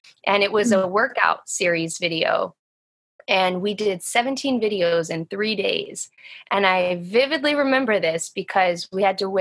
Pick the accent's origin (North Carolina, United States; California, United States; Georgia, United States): Georgia, United States; Atlanta; also born or lived in New York City and New Jersey area; now in New York City, United States; I live in the New York City and New Jersey area. Wow. They're right next to each other. And I'm originally from Atlanta, Georgia.